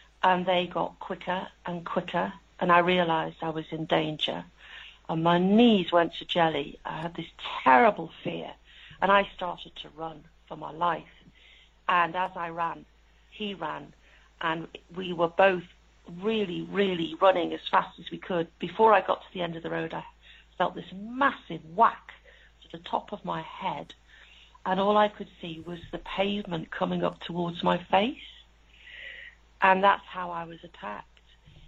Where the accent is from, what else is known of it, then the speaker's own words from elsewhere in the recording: Liverpool, North West England, United Kingdom; moved away as an adult; also born or lived in Leeds; I'm from Liverpool.